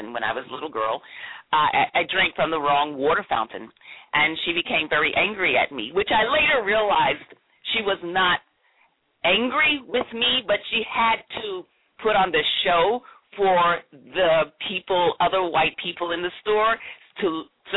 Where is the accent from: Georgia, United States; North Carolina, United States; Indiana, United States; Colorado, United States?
North Carolina, United States; Greensboro; I grew up in North Carolina, Greensboro, North Carolina